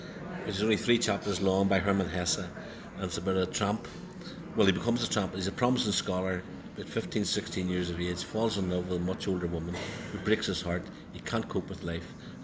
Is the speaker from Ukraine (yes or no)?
no; Belfast, Northern Ireland, United Kingdom; When I was born in Corby Way, out of my front bedroom, I could see it. When I went to Glen Road CBS, getting beat by the Christian Brothers, I could see it.